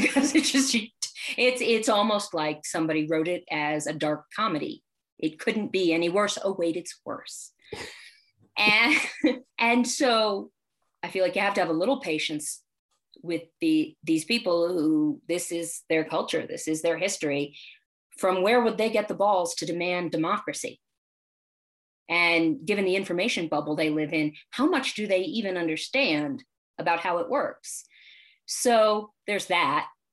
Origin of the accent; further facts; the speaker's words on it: United States; I was born here. I'm American